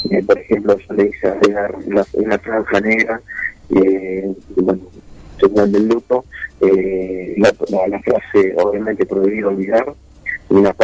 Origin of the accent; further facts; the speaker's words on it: Argentina; todos nos ponemos la camiseta de la selección argentina y somos todos de hinchas